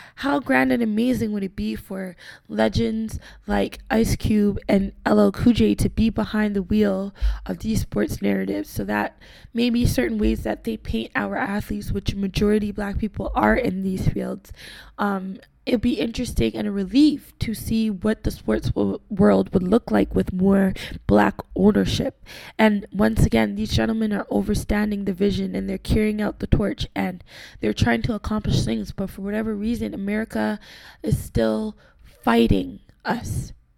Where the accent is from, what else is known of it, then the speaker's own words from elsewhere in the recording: Toronto, Ontario, Canada; as a young black lady growing up, born and raised in Toronto from Caribbean descent